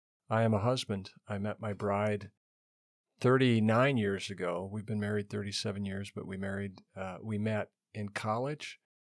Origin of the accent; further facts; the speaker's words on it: Montana, United States; Who am I? I grew up in Western Montana